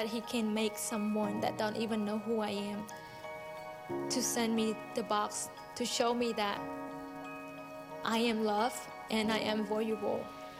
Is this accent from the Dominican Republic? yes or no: no; Cambodia; English is a second language; I am from Cambodia. I was born and raised on a boat in a floating village. My family was very poor because both of my parents, they uneducated.